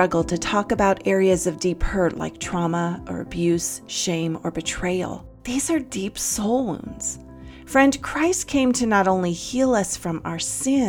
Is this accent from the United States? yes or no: yes; Santa Cruz, California, United States; now in Kentucky, United States; I grew up in Santa Cruz, California. And so I was a beach girl.